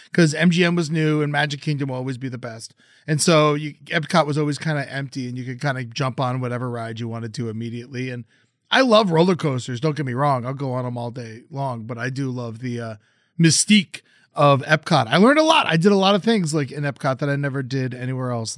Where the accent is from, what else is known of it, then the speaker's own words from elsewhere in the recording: South Florida, United States; I grew up in South Florida